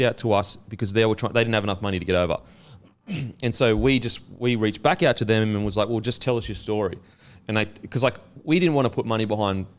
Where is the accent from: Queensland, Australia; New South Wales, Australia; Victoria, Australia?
Queensland, Australia; Gold Coast; now in Sydney, Australia; I'm from the Gold Coast